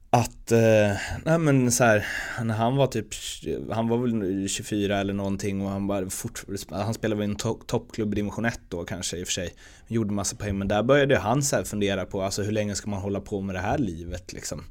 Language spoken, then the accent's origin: Swedish; Örby, Sweden; jag är uppväxt i Örby, med Örby IS som moderklubb